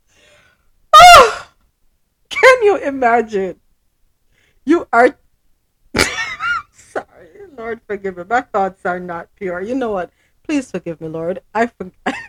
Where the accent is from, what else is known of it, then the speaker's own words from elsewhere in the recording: Morant Bay, Saint Thomas, Jamaica; I was born in St. Thomas